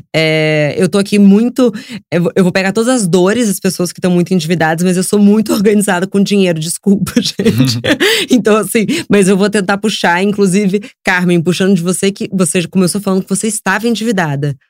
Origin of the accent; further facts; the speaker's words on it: Rio de Janeiro, Brazil; moved away as an adult; now in São Paulo, Brazil; eu cresci no Rio